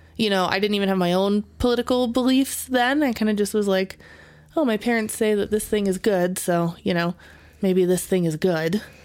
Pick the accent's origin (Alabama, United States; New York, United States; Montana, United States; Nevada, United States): Nevada, United States; Las Vegas; I grew up in Vegas